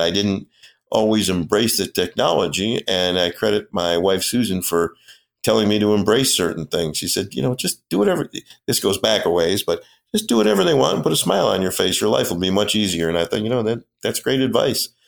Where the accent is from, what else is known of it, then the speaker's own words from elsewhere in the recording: Rochester, New York, United States; moved away as an adult; also born or lived in Erie; now in Buffalo, United States; I grew up in Ro, I'm, I'm a Rochester kid